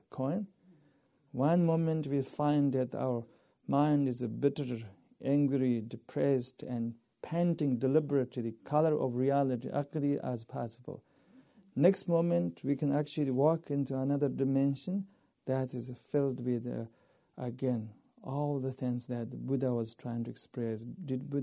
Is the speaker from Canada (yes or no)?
no; eastern Tibet, China; moved away; my culture is a tea culture. We all are worshippers of tea in Eastern Tibet